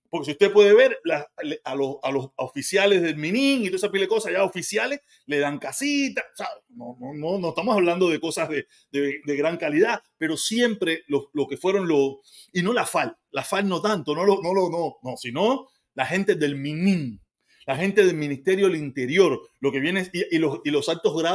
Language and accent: Spanish; Cuba; Yo soy cubano, viví en Cuba, soy expreso político, tengo parte de mi familia allá.